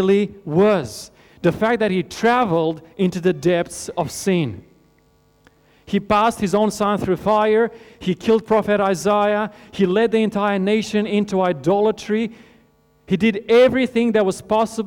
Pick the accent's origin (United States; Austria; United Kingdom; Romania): Romania; moved away; I grew up in Romania in Europe.